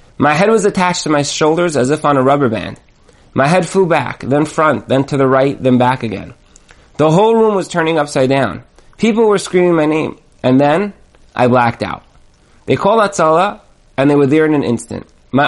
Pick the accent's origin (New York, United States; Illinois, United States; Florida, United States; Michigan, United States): New York, United States; Brooklyn; To me, these signs blended right into the background with the other signs hanging up around my hometown of Brooklyn, New York.